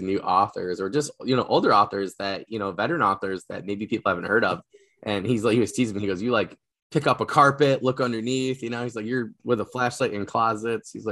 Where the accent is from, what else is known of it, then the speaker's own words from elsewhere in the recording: New York, United States; I'm a New Yorker, I'm American